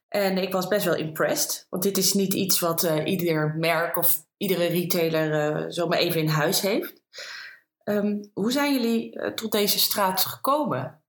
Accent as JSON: {"language": "Dutch", "region": "Green Heart", "country": "Netherlands", "tie": "born or raised there", "said": "beide zijn we opgegroeid in het Groene Hart, wonen daar ook allebei nog steeds."}